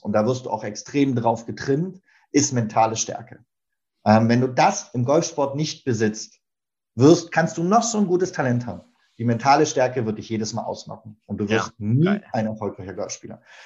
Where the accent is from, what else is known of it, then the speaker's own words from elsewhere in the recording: Berlin, Germany; now in Hamburg, Germany; ich bin äh, in Berlin geboren und aufgewachsen und bin dort ganz klassisch zur Schule gegangen